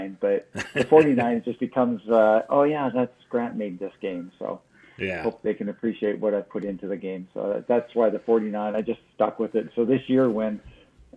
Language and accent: English; Canada; moved away as an adult; now in United States; I grew up in Canada and I've been living in the States now for 20 years.